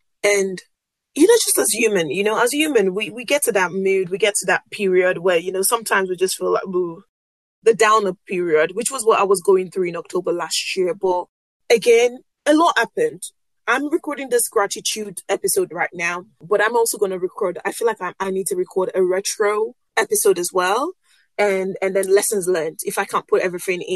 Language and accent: English; Nigeria; first language Yoruba; English is a second language; I'm a West African girl from Nigeria and Yoruba.